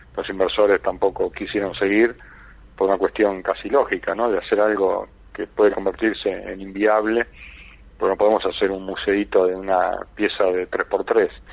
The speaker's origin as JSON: {"language": "Spanish", "region": "Buenos Aires", "country": "Argentina", "tie": "born or raised there", "said": "yo fui concebido en Mar del Plata ah, como él y nací en Buenos Aires"}